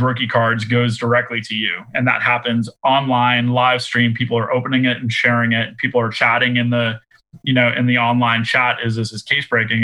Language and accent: English; Boston, Massachusetts, United States; I'm from Boston